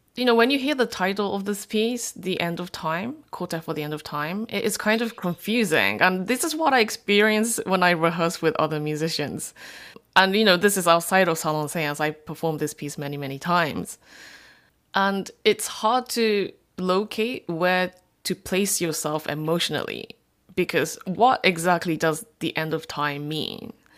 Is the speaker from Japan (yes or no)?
yes; Japan; I'm a third generation Korean. born and raised in Japan.